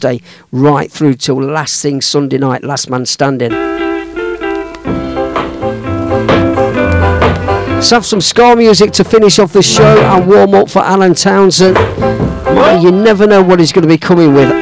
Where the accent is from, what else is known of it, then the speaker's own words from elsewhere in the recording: Midlands, United Kingdom; I'm from the Midlands